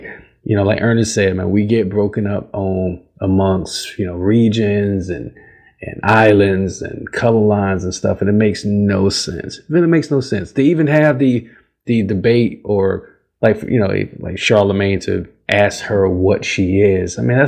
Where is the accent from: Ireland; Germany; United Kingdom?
Germany; look, I'm from here. I was born and raised in Germany, and, you know, that's what I know.